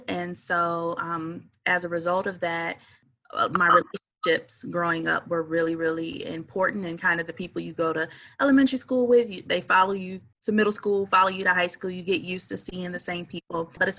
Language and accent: English; Saginaw, Michigan, United States; moved away as an adult; also born or lived in Washington, D.C.; I am from Saginaw, Michigan. That's where I was born and raised. And so in regards to shaping my identity, Saginaw is a pretty small town compared to like a Detroit or Grand Rapids or such in Michigan